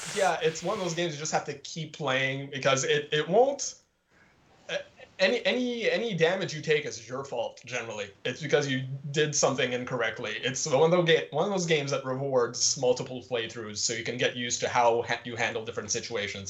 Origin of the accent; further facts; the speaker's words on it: Montreal, Quebec, Canada; I'm from Quebec, like the province of Quebec, but technically I'm from Montreal.